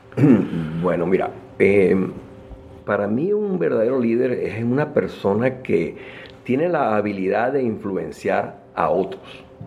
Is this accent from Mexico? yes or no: no; Caracas, Capital District, Venezuela; moved away as an adult; now in United States; nací en Venezuela, en Caracas. Ah, mm, me estudié en la Universidad Metropolitana